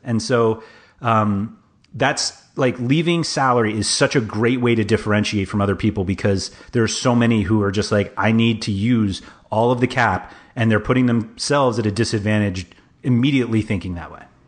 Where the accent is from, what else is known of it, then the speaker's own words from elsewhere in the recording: New York City, New York, United States; I grew up in Manhattan, like half a mile from Madison Square Garden